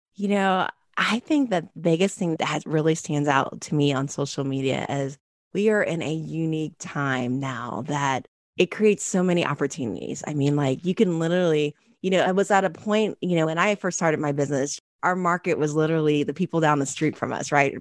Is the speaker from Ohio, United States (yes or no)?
yes; Ohio, United States; moved away as an adult; also born or lived in Chicago; I was from Ohio